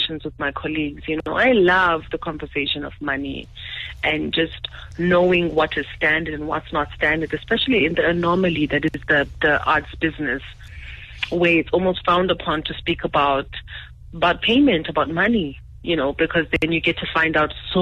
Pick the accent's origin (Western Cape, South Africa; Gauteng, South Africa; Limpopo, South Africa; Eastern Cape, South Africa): Eastern Cape, South Africa; I'm from the Eastern Cape and rather middle class, normal family